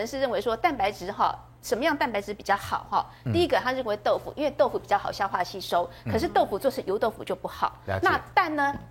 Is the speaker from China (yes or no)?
no; Taiwan; 因为我们就我们中国人，台湾的胃其实跟日本胃呃比较相像，对，因为饮食文化比较相像，所以从小的养成差不多。